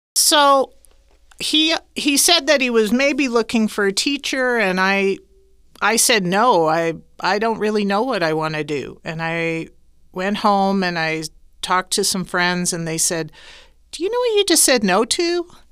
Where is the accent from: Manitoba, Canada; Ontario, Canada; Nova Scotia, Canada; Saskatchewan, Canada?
Saskatchewan, Canada; Saskatoon; moved away as an adult; now in Guadalajara, Mexico; I'm originally from Saskatoon, Saskatchewan, Canada